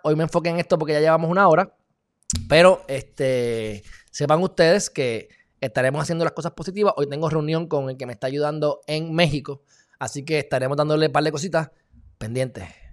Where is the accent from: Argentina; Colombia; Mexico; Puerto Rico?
Puerto Rico; somos no incorporados